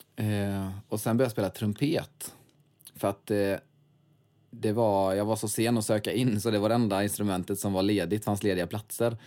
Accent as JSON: {"language": "Swedish", "town": "Svenljunga", "region": "Västra Götaland", "country": "Sweden", "said": "Jag kommer ifrån Svenljunga."}